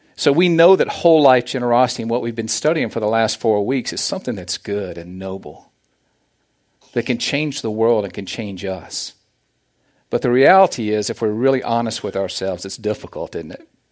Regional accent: the South, United States; accent: Southern; moved away as an adult; now in Olathe, United States; As you can tell from my accent, I am from the South.

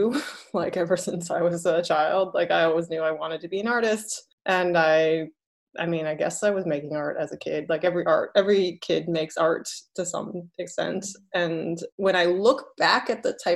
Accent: United States; also born or lived in Taiwan; I'm half Taiwanese, so, and I'm American. And I did live in Taiwan a little bit as a child

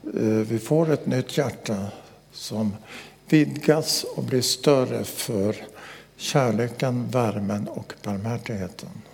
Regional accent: Västerbotten County, Sweden; När jag växte upp i Västerbotten

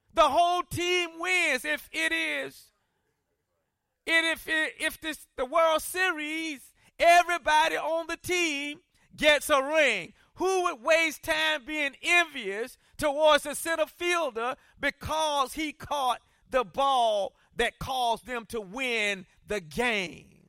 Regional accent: South Carolina, United States; I grew up in South Carolina

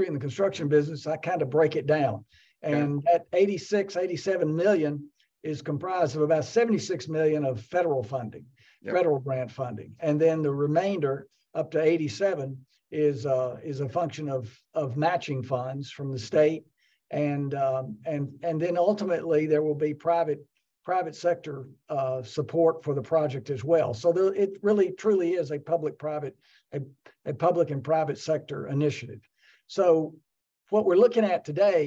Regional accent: Glasgow, Kentucky, United States; moved away; also born or lived in Lexington, Kentucky; I grew up in Glasgow and then moved to Lexington.

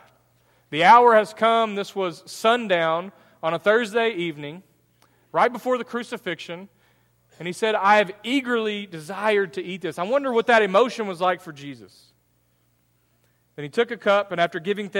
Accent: United States; as an American

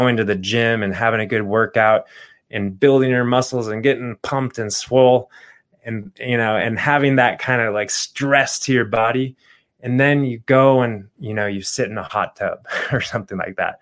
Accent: Phoenix, Arizona, United States; growing up in Phoenix, Arizona, I remember the summers

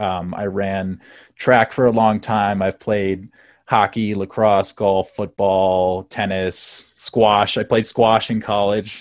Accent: South Bend, Indiana, United States; moved away as an adult; now in Colorado, United States; I'm originally from South Bend, Indiana, uh, which is uh, probably the greatest town in the world

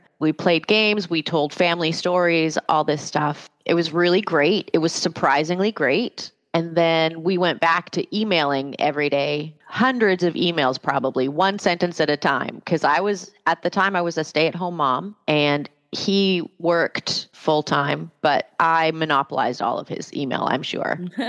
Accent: Canada; moved away as an adult; I didn't have a work visa. I am immigrated from Canada, which sounds like a funny thing, but this is a thing.

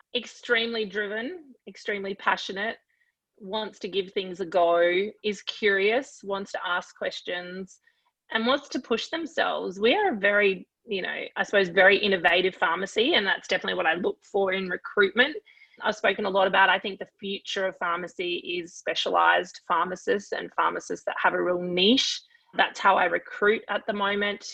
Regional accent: Queensland, Australia; I am Queenslander through and through in all facets of life and sport, etc.

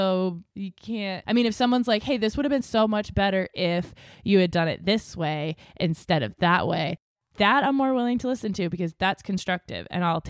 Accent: New England, United States; it's like growing up in New England, there was always a raincoat in the car

